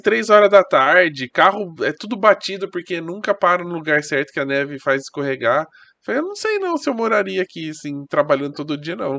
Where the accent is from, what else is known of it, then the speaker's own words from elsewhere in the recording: Brazil; eu sou do Brasil